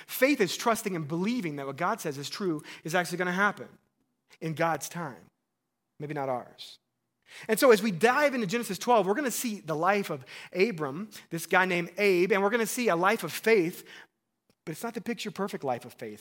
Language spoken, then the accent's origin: English; Missouri, United States; I'm from Missouri